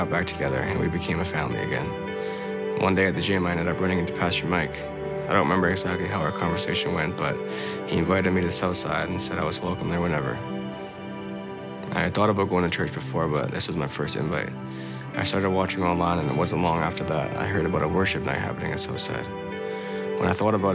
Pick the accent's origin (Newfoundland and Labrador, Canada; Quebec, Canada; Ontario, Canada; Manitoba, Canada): Manitoba, Canada; Winnipeg; born or raised there; also born or lived in San Antonio, Texas, United States; now in Chilliwack, Canada